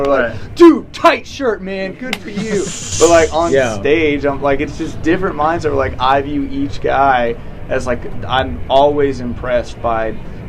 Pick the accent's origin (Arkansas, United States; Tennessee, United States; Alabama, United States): Tennessee, United States; Nashville; growing up in Nashville